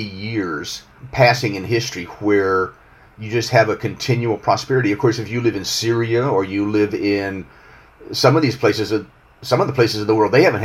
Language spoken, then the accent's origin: English; United States; I'm an American and I live here